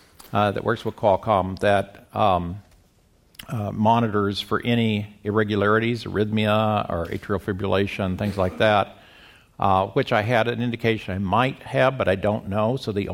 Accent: Midwest, United States; now in La Jolla, United States; Well, I got started in this when I came to La Jolla from the Midwest in 2000

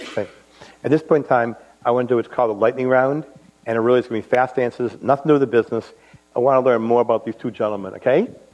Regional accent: Boston, Massachusetts, United States; as a Bostonian

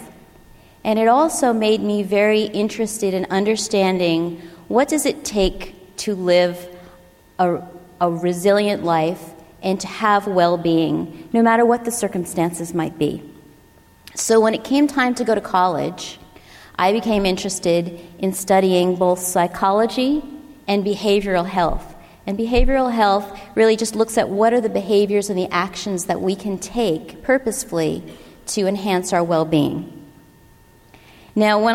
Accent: Long Island, New York, United States; moved away; I grew up on the East Coast. We've talked about this, lots of people here from the East Coast, in a very tight-knit New York Italian family. And we grew up on the coast of Long Island

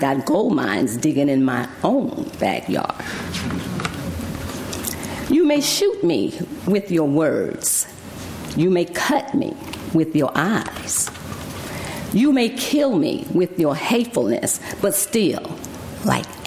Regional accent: Alabama, United States; also born or lived in Texas; now in Berkeley, United States; I was born in Alabama

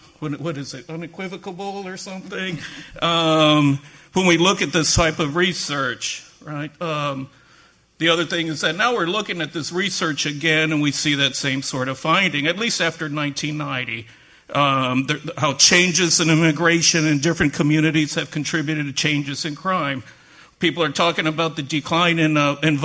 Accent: San Antonio, Texas, United States; moved away as an adult; now in Boston, United States; I just happened to be born and raised in San Antonio

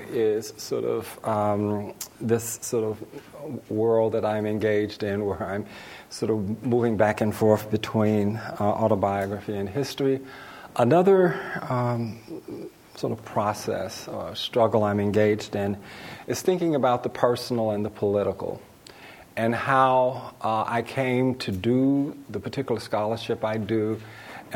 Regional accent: North Carolina, United States; moved away as an adult; also born or lived in Berkeley, California; I'm just from North Carolina." But I do think that being a Southerner, having spent the first 22 years of my life in the South

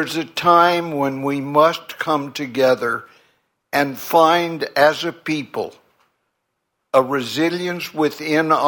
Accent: California, United States; I grew up in California with 6 million people, essentially white, Protestant, middle class

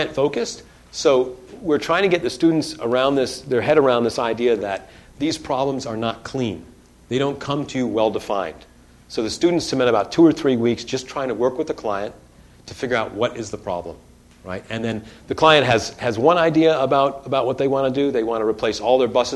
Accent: Detroit, Michigan, United States; moved away; I grew up in Detroit

